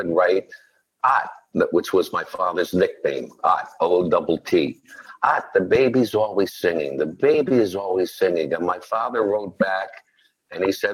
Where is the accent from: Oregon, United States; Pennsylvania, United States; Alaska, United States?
Pennsylvania, United States; Philadelphia; they moved into South Philadelphia. And that's where I was born and raised.